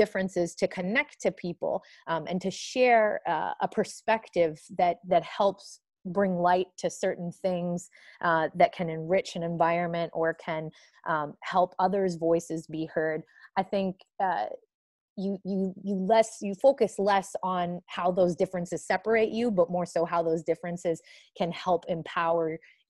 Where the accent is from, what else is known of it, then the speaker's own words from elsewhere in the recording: the North, United States; In my last role, I worked with a lot of people in the South, and I am obviously from the North, and our cultures are very, very different.